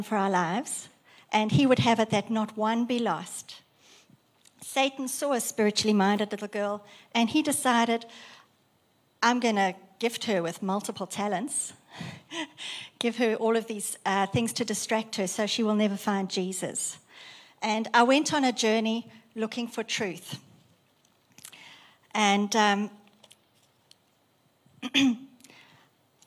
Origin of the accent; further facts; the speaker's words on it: South Africa; moved away as an adult; now in Australia; I was raised in South Africa, grown up in South Africa, and immigrated in 1999 to Australia.